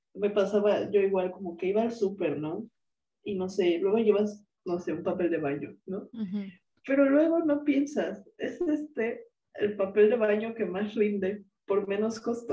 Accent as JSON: {"language": "Spanish", "region": "Mexico City", "country": "Mexico", "also_born_or_lived": "Cuernavaca", "moved": "as an adult", "lives_now": "France", "said": "nosotras somos de la Ciudad de México"}